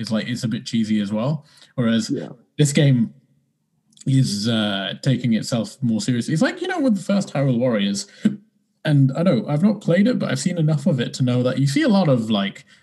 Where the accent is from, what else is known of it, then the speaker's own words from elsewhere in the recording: United Kingdom; being British